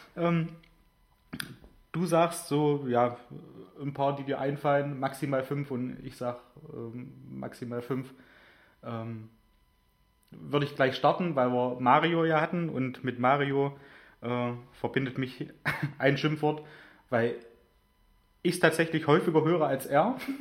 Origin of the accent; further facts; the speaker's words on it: Germany; moved away; ich bin in Großonner aufgewachsen